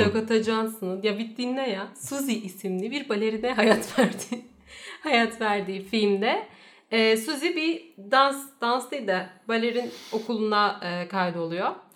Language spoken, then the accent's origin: Turkish; Turkey